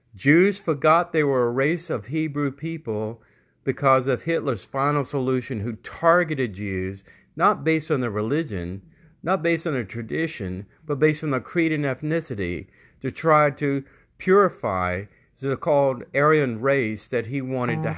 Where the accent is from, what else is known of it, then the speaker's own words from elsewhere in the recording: United States; also born or lived in Charleston, South Carolina; speaking as an American Jew